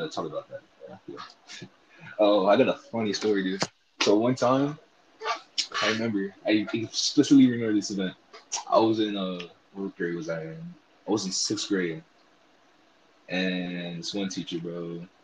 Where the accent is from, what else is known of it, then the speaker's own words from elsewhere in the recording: California, United States; I'm originally from California, 619